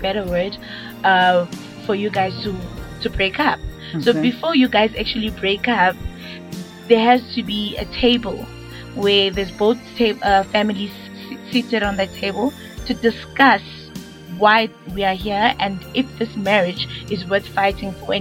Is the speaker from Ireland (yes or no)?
no; Middlebrook, South Africa; I'm from Middlebrook.